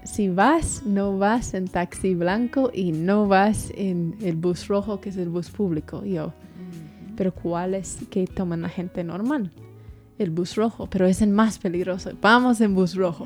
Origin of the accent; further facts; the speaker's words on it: Tennessee, United States; Spanish is a second language; moved away as an adult; also born or lived in Guatemala; yo sí crecí en una burbuja en Tennessee, en un pueblo que, que, ni tenía semáforos